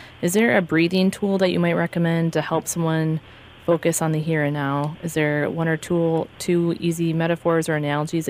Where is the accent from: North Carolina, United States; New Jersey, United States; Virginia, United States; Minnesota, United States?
Minnesota, United States; Madelia; I'm like, oh, I didn't tell you I was from Medelia. I'm like, that's where I'm from.